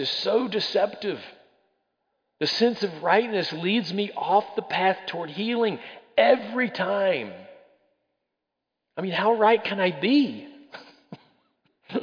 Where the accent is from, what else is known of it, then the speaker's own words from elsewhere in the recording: the South, United States; I'm from the South. Growing up in the South, we think we're wiser than anybody else out there is